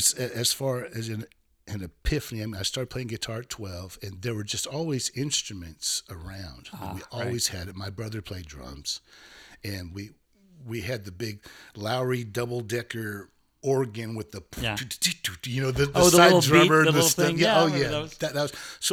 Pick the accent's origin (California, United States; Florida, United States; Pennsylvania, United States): California, United States; Pope Valley; I was probably about 2.5-3 hours from San Francisco, but in the Bay Area. I was at the bottom of the redwoods up there, very rural place.